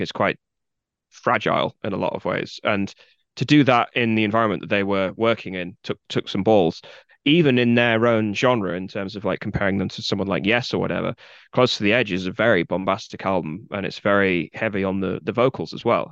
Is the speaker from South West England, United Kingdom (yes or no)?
no; Guildford, South East England, United Kingdom; accent: posh Southern; moved away as an adult; now in Leeds, United Kingdom; I live in Leeds. I have done for at least fifteen years, but I grew up in a town called Guildford, which is in the far south of England